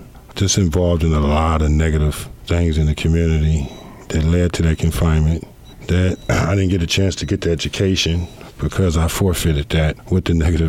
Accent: Los Angeles, California, United States; moved away as an adult; now in Des Moines, United States; I was born and raised in Los Angeles, California. I grew up in Watts, Los Angeles, which is a district in Los Angeles.

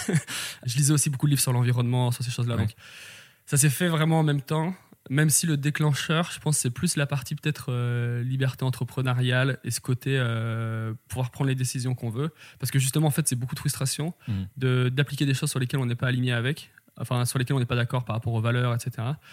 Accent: Valence, Auvergne-Rhône-Alpes, France; J'ai grandi euh, dans la Drôme à Valence

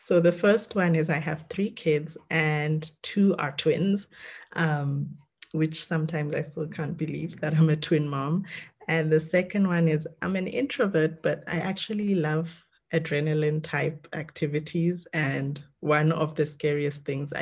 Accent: South Africa; also born or lived in Kenya; I'm Kenyan born, but raised in South Africa and went to school there and then started working there.

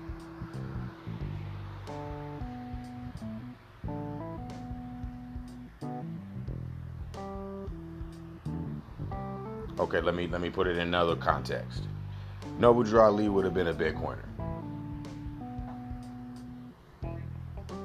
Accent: United States; I'm an American

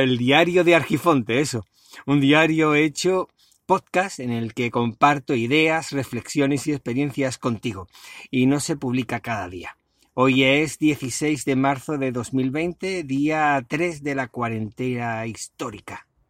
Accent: Spain; somos los españoles

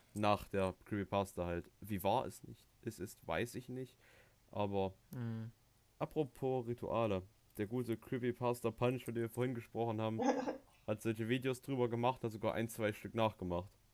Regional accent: Thuringia, Germany; bei uns in Thüringen

